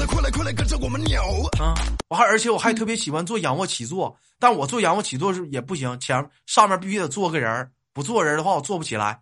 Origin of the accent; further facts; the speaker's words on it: Changchun, Jilin, China; 我们长春这边就冬泳特别多